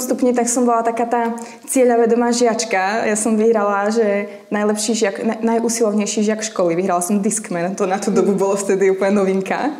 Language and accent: Slovak; Slovakia; moved away as an adult; now in Prague, Czechia; som holka z dediny, mm-hmm. 1500 obyvateľov